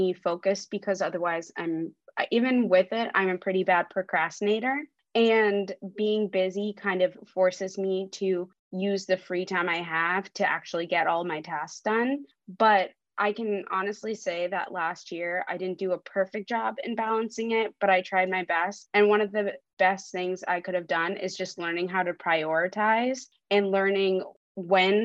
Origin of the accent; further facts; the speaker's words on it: Ohio, United States; English is a second language; moved away as an adult; now in Albany, United States; I'm not originally from New York. I grew up and went to school in Ohio